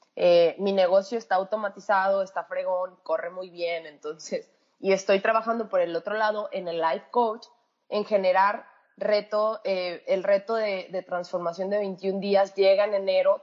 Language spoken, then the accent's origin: Spanish; Mexico; moved away as an adult; also born or lived in San Luis Potosí; yo, mexicana, yo eh, estaba viviendo en San Luis Potosí